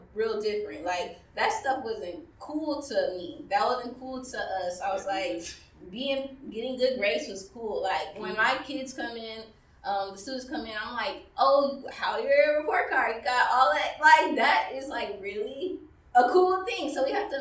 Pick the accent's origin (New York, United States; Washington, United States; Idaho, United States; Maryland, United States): Maryland, United States; I grew up in Maryland, where we're at right now